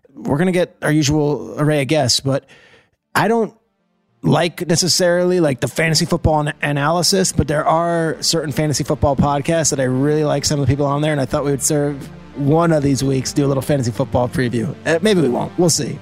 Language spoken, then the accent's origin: English; New Jersey, United States; I grew up in New Jersey.